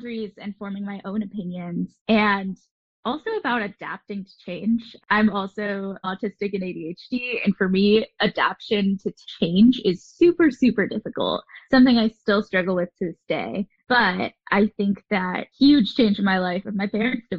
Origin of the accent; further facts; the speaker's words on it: Southern California, United States; I have grown up in Southern California, but I am a child of divorce. So I have moved to different places throughout Southern California